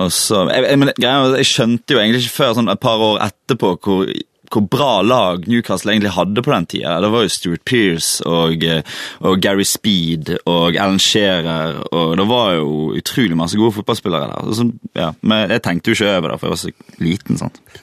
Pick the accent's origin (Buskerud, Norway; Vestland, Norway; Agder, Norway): Vestland, Norway; Valestrand; also born or lived in Bergen; jeg er jo fra Valestrand